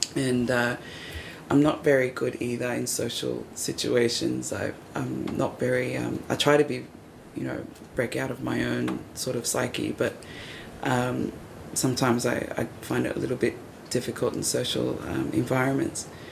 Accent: Wollongong, New South Wales, Australia; now in Sydney, Australia; growing up in Wollongong

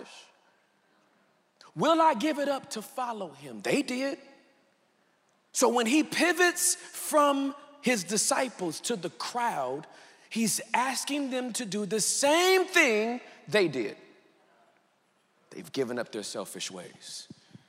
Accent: United States; I'm real American.

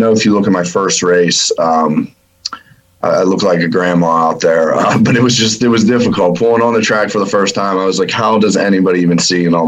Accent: McDonald, Pennsylvania, United States; We're from McDonald, and we can pretty much hear the track from our house

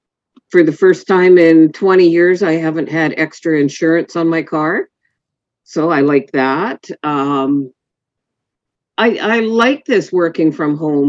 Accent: Galiano Island, British Columbia, Canada; I grew up on Galliano.

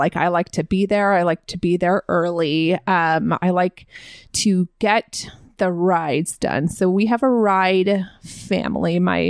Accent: Southern California, United States; now in Texas, United States; So I grew up in Southern California.

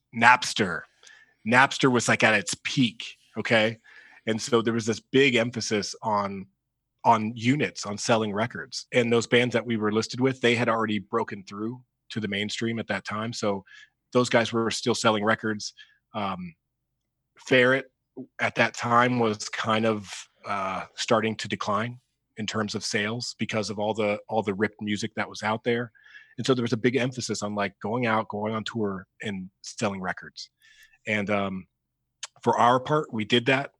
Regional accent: Dayton, Ohio, United States; we're from Dayton, Ohio.

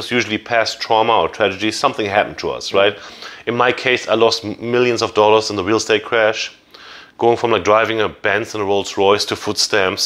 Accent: Germany; English is a second language; also born or lived in Jacksonville, Florida; now in United States; I'm from Germany.

